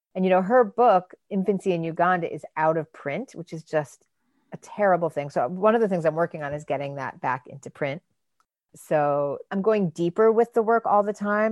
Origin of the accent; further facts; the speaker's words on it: Michigan, United States; I grew up in Michigan